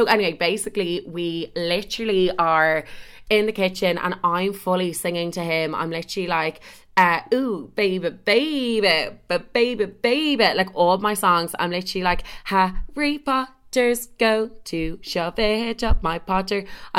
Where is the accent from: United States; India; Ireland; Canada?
Ireland; oh, I'm from Ireland. I only came over last week. Literally, I've only been here like a week and a day.